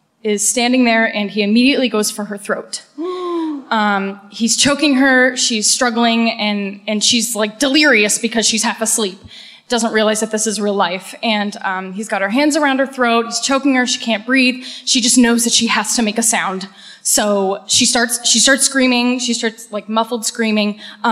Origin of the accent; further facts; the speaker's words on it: Cape Cod, Massachusetts, United States; I'm from good old Cape Cod.